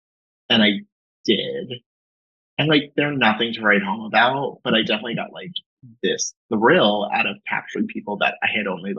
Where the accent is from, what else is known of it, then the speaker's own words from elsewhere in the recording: Long Island, New York, United States; Long Island.